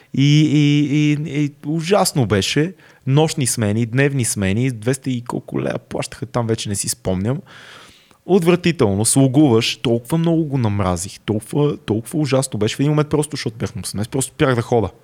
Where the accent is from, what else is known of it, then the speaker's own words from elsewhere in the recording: Sofia, Sofia City, Bulgaria; съм си от София и не съм плащал квартира